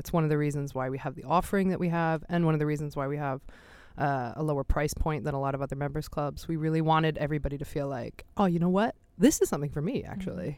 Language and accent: English; Philadelphia, Pennsylvania, United States; moved away as an adult; now in Sweden; I am from Philadelphia originally in the United States but have been an expat for a long time